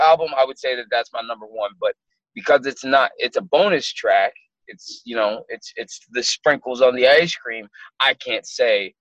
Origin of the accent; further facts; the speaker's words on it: Minneapolis, Minnesota, United States; I'm a kid from Minneapolis, Minnesota that was born with a dollar and a dream